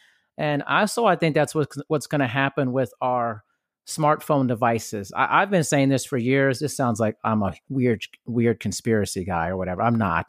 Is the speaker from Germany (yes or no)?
yes; Germany; Like I grew up partially in Europe and Germany, and you know, it took a long time for me to travel back.